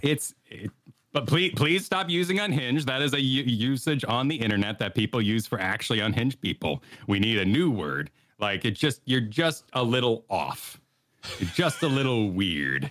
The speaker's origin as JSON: {"language": "English", "region": "New Mexico", "country": "United States", "tie": "born or raised there", "said": "I grew up in New Mexico"}